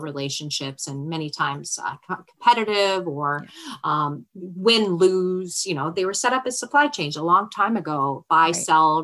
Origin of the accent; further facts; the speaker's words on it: Canada; We're Canadian.